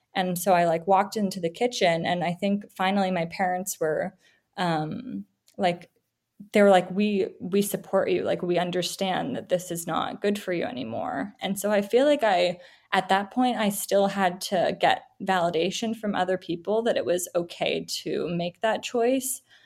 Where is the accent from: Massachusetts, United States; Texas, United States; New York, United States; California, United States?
California, United States; Silicon Valley; I grew up in the Silicon Valley